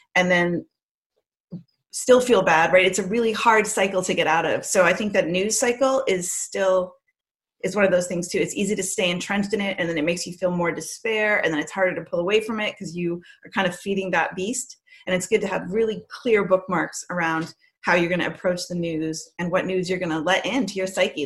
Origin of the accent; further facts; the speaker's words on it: Andover, Massachusetts, United States; also born or lived in Canada; we moved here, and we lived in Andover, Massachusetts